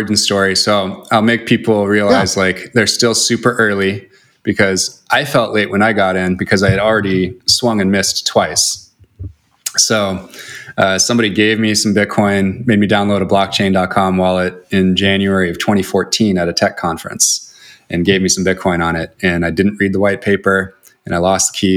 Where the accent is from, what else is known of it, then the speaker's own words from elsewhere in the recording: Seattle, Washington, United States; also born or lived in Chicago; now in Los Angeles, United States; I'm from Seattle